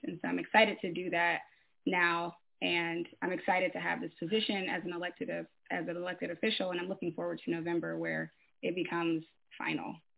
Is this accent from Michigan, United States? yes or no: yes; Detroit, Michigan, United States; now in Bellevue, United States; I'm from Michigan, from Detroit actually. Um, um, but currently I live in Bellevue, Pennsylvania